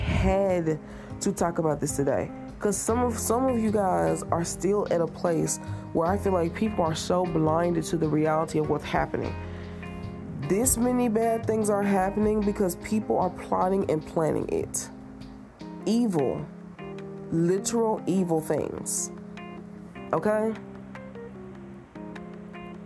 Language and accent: English; Tennessee, United States; I'm from Tennessee.